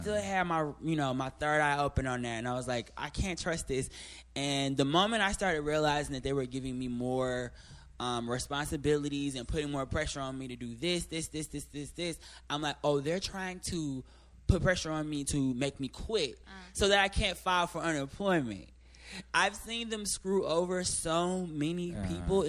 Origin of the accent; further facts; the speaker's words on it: Midwest, United States; I'm from the Midwest